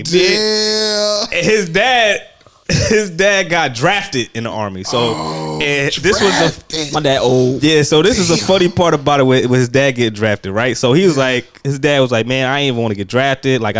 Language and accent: English; Queens, New York, United States; you know, I'm from Queens.